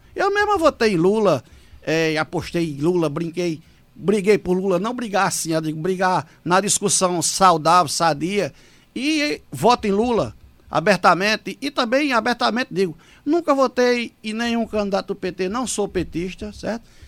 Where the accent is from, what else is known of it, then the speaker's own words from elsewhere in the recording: Afogados da Ingazeira, Pernambuco, Brazil; also born or lived in Pesqueira, Pernambuco; eu sou natural de Pesqueira, do Agreste. Eu tenho 48 anos, vou fazer 49, se Deus permitir, agora em dezembro. E tem desses 48 anos que eu tenho de vida, eu moro há 44 anos em Afogadão da Engazeira.